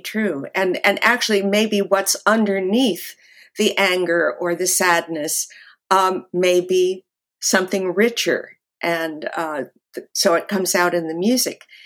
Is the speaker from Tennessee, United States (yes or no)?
no; Los Angeles, California, United States; moved away as an adult; also born or lived in New York; I grew up actually in the Hollywood Hills